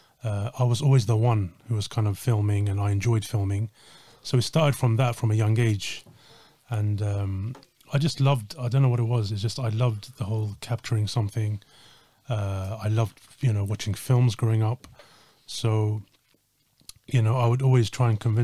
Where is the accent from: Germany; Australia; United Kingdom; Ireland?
United Kingdom; Slough, South East England; I grew up in outside of London